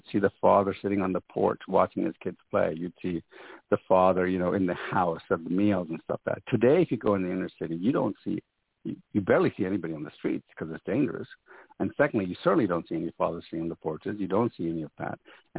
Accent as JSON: {"language": "English", "country": "Sudan", "tie": "born or raised there", "also_born_or_lived": "Ghana / Ethiopia / Jamaica", "said": "You see, I was born and brought up in Africa. In fact, I was born in Ghana. I grew up in Sudan, Ethiopia, and spent, 3 years in Jamaica, in fact, as a kid."}